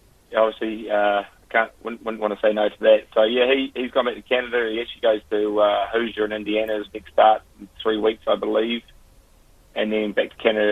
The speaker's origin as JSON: {"language": "English", "town": "Christchurch", "region": "Canterbury", "country": "New Zealand", "tie": "born or raised there", "moved": "yes", "said": "I'm from Christchurch and grew up with it"}